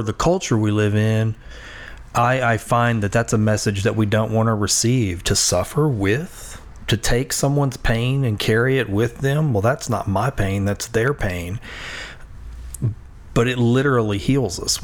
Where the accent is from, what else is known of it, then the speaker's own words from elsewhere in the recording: Louisiana, United States; I think of myself as a Louisianian